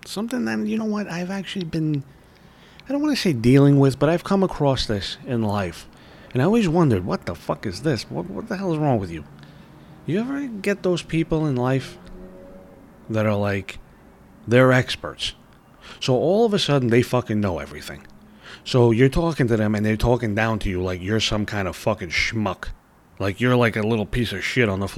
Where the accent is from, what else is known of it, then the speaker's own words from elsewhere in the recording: New York City, New York, United States; I'm from New York, baby. I'm from Brooklyn